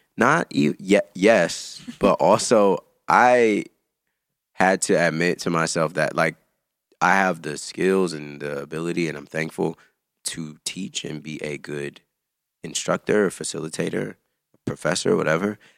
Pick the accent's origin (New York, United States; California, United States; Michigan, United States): California, United States; Antioch; moved away as an adult; also born or lived in Chicago; I'm from the Bay Area.